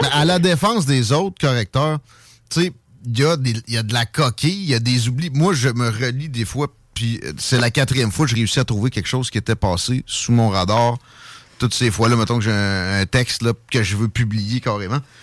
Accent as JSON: {"language": "French", "region": "Quebec", "country": "Canada", "said": "on a moins d'anglicisme que les très colonisés français de France"}